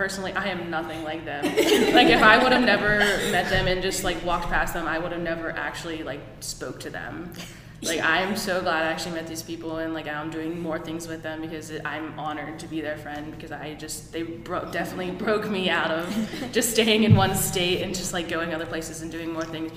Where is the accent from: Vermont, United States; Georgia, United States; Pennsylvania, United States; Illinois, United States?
Pennsylvania, United States; Pittsburgh; I am from Pittsburgh, Pennsylvania, and I am a current senior at Seton Hill University.